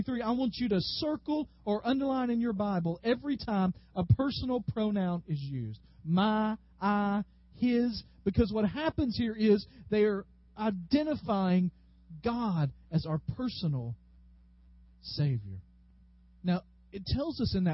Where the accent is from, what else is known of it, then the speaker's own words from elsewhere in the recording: Dyersburg, Tennessee, United States; I grew up in Dyersburg.